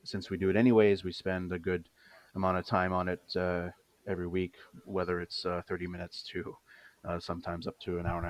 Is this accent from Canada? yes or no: yes; Vancouver, British Columbia, Canada; I am from Vancouver.